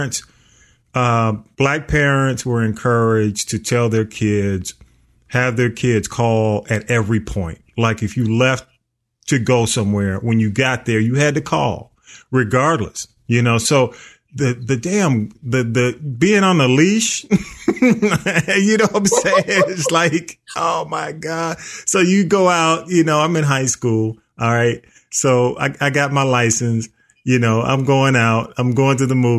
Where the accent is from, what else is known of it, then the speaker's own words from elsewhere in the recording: Atlanta, Georgia, United States; I grew up in South Atlanta.